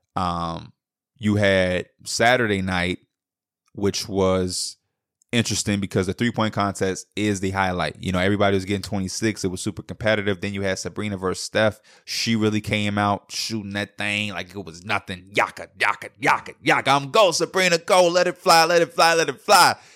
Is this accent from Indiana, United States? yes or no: no; Chicago, Illinois, United States; I'm from the Midwest, I'm from Chicago